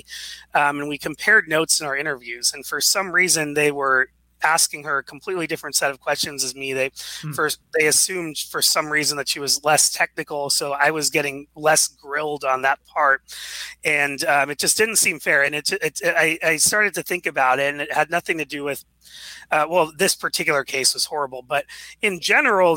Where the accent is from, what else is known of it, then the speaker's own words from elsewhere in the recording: Seattle, Washington, United States; I grew up here in Seattle, went to University of Washington